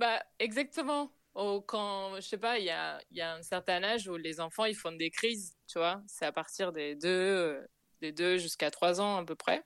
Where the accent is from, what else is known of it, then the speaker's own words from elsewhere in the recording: Buenos Aires, Argentina; French is a second language; moved away as an adult; now in Paris, France; chez moi, en Argentine